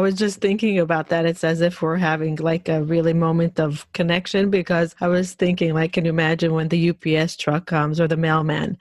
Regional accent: Israel; I grew up in Israel

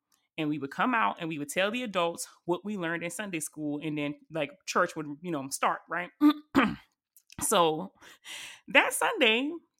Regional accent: the South, United States; we are all from the South, but I don't know what kind of church y'all went to. But y'all, when I tell y'all, I went to a foot stomping hardwood floor Baptist church, and I'm talking about country Baptist church

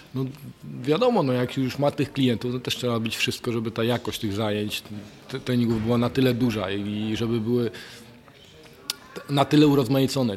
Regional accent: Lubań, Lower Silesian Voivodeship, Poland; pochodzę z małej miejscowości, z Lubania

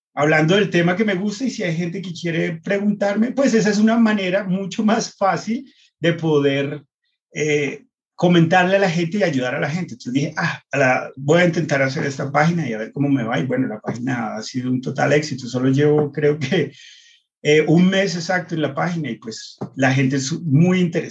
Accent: United States; moved away; yo crecí en Estados Unidos

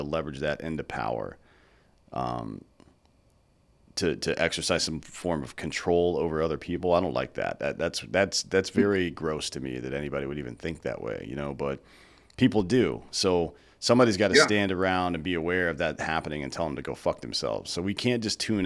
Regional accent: the South, United States; I was raised in the South.

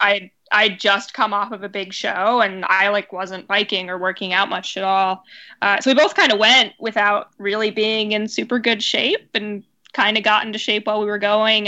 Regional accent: Seattle, Washington, United States; moved away as an adult; also born or lived in Pittsburgh; now in New York, United States; I, I'm from Seattle

